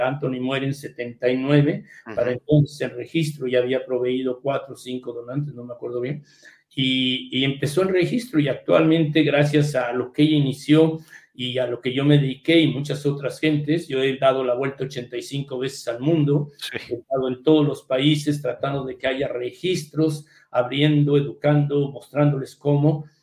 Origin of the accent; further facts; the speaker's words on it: Mexico; moved away as an adult; also born or lived in United States / England; now in London, United Kingdom; yo salí de México pero entrando a, primero a Harvard y luego a Inglaterra